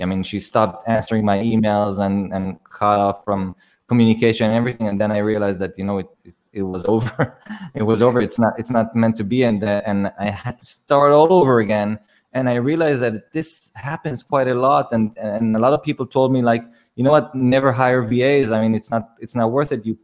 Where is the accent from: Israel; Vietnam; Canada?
Israel; I'm from Israel. I was born in Israel, and I go back and forth to the Philippines all the time.